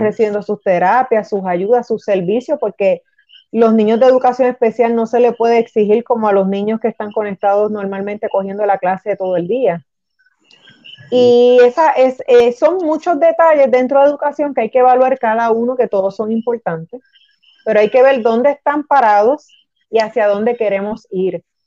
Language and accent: Spanish; Puerto Rico; also born or lived in Toa Alta, Puerto Rico; me crié en los dos lados, porque tengo una abuela acá y una abuela allá